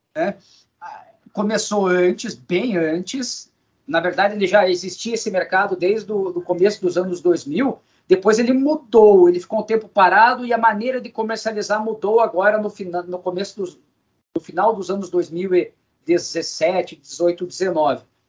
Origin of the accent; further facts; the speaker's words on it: Brazil; enquanto brasileiro